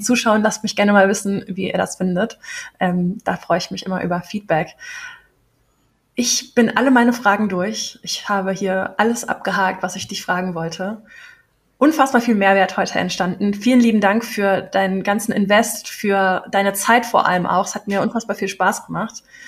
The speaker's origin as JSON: {"language": "German", "region": "Berlin", "country": "Germany", "tie": "born or raised there", "said": "Ich bin auch echte Berlinerin, in der Charité geboren"}